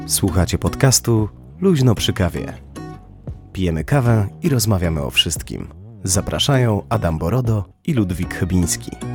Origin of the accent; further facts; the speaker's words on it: Ostróda, Warmian-Masurian Voivodeship, Poland; also born or lived in Olsztyn; generalnie wychowywałem się w Ostrudzie